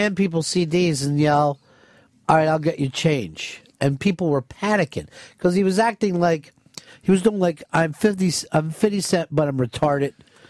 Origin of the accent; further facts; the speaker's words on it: New York, United States; I'm from New York.